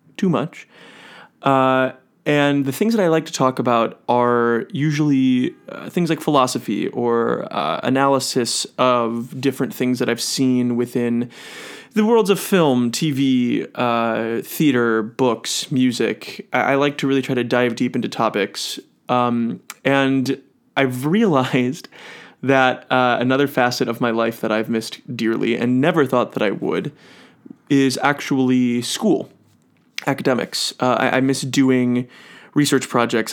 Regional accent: Cleveland, Ohio, United States; now in New York City, United States; I'm originally from Cleveland, Ohio.

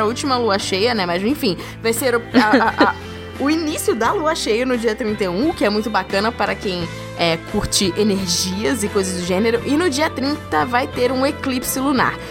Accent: Rio de Janeiro, Brazil; eu sou do Rio

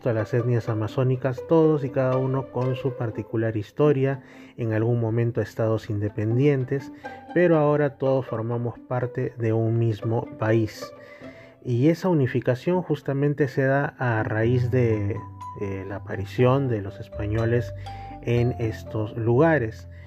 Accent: Peru; nosotros hablamos que somos peruanos, que vivimos en Perú

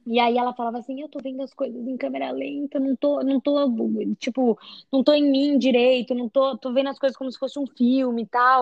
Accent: São Paulo, Brazil; moved away as an adult; now in Hawaii, United States; eu sou de São Paulo, do Brasil, mas já faz dois anos que eu moro aqui no Havaí.

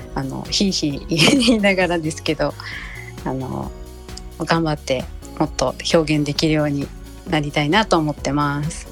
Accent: Fukushima, Japan; moved away as an adult; also born or lived in Tokyo; now in Nagoya, Japan; 私福島出身なので

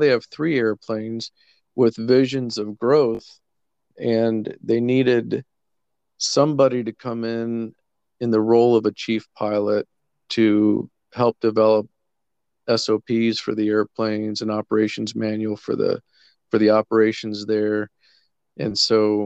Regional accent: Colombia; moved away as an adult; also born or lived in Central America / Kenya; I had been born and raised in Colombia, lived my whole life in South America

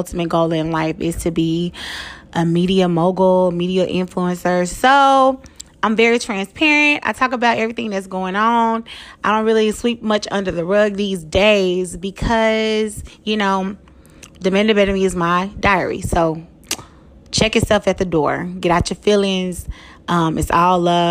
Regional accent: Dallas, Texas, United States; I am from Dallas, Texas. I live in Dallas, Texas, or a suburb of Dallas, Texas, rather.

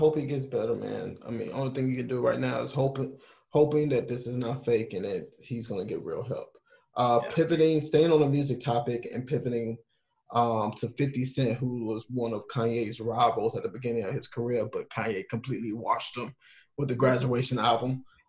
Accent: the South, United States; But also, I don't know because we're from the South, so somebody from New York can say something completely different

